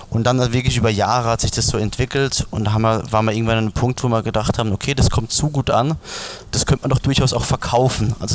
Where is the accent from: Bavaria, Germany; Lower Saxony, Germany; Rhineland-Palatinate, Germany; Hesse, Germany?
Rhineland-Palatinate, Germany; Also wir sind ja wirklich in der Pfalz aufgewachsen, in der äh, Weinregion schlechthin